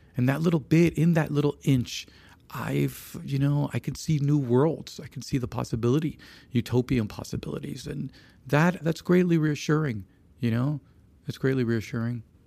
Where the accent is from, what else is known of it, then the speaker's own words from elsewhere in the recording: Dominican Republic; I'm from the Dominican Republic